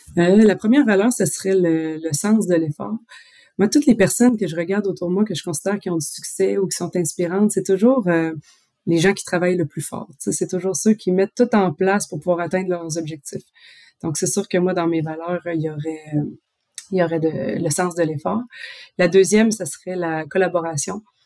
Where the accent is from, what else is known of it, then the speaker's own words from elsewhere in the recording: Quebec, Canada; moved away as an adult; now in France; quand je suis partie du Québec